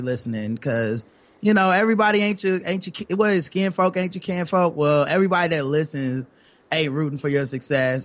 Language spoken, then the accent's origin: English; Charlotte, North Carolina, United States; we're from Charlotte, North Carolina, yep. so uh, down south